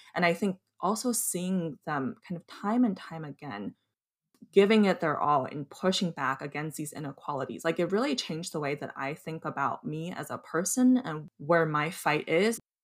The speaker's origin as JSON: {"language": "English", "area": "suburb outside of Chicago", "region": "Illinois", "country": "United States", "tie": "born or raised there", "also_born_or_lived": "Beijing, China", "said": "I was born in Beijing and came to this country uh, when I was nine, and I grew up most of my childhood in the U.S. in in a suburb outside of Chicago."}